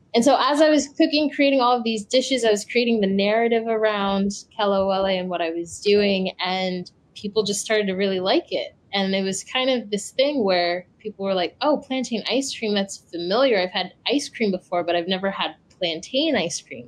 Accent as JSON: {"language": "English", "country": "United States", "tie": "born or raised there", "said": "I'm from Ghana. Um, I'm West African, but I was born and raised here in the States"}